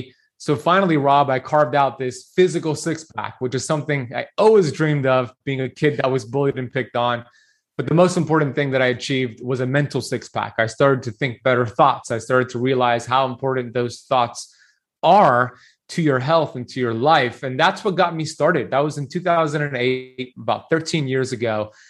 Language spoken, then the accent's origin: English; Miami Beach, Florida, United States; So I grew up here in Miami Beach, Florida, born and raised